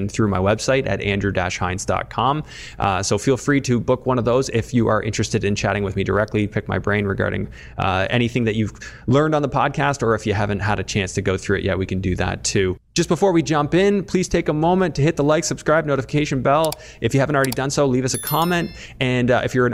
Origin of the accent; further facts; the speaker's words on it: Tillsonburg, Ontario, Canada; I grew up in Tillsonburg. I was born in Tillsonburg General.